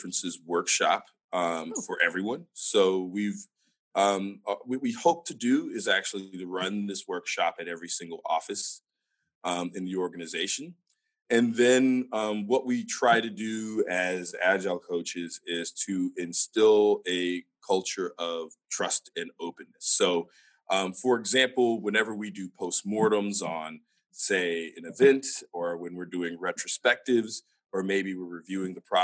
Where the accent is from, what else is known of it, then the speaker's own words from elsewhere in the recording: United States; as an American